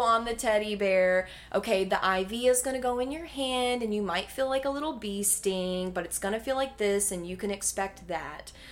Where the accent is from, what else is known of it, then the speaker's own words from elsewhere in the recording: Mocksville, North Carolina, United States; now in Greensboro, United States; I'm a North Carolina native